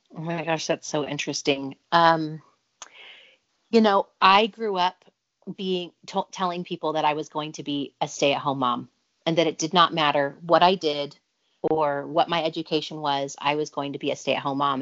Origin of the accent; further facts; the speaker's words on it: Provo, Utah, United States; also born or lived in Orem, Utah; I grew up in Provo, Utah, Orem, Utah